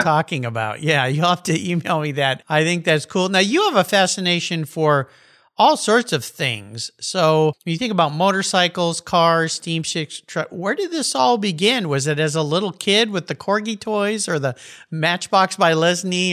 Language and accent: English; Southern California, United States; growing up in Southern California as I did